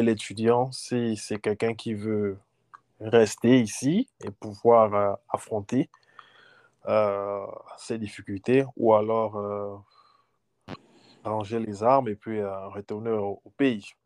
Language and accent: French; Gabon; moved away as an adult; also born or lived in Libreville; now in United States; Je suis gabonais.